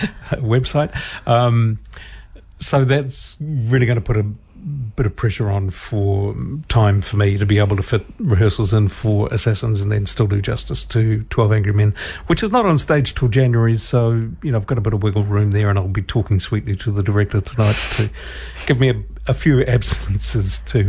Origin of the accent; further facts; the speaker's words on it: Morrinsville, Waikato, New Zealand; I'm also going to be travelling from Murrinsville, my hometown, to come to rehearsals.